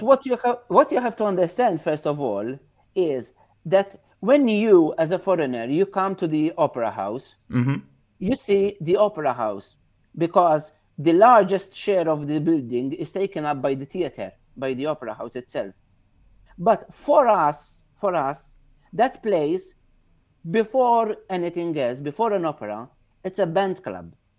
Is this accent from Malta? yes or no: yes; Victoria, Gozo, Malta; here in Victoria, in my hometown